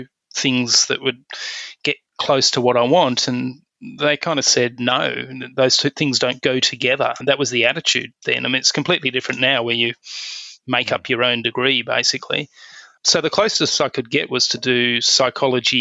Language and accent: English; Perth, Western Australia, Australia; I grew up in Perth on the west